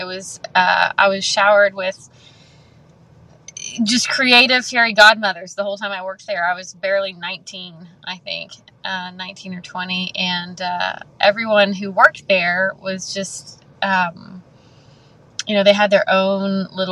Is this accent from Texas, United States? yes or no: yes; YO Ranch, near Camp Waldemar, Texas, United States; I was raised on the Wyo Ranch, not far from Camp Waldemar, just about 25 minutes.